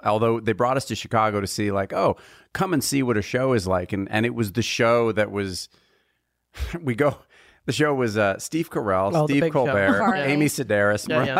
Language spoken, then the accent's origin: English; Mount Royal, Quebec, Canada; I'm from the Montreal.